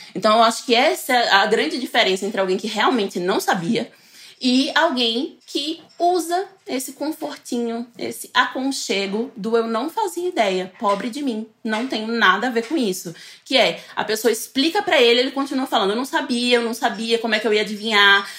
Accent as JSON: {"language": "Portuguese", "region": "Northeast Region", "country": "Brazil", "moved": "yes", "lives_now": "São Paulo, Brazil", "said": "nem sou do sertão, eu sou do litoral"}